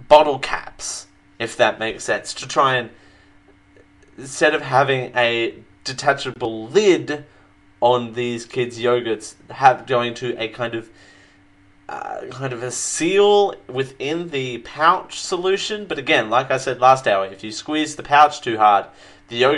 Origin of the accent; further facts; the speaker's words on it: Australia; I'm from Australia. I'm an Aussie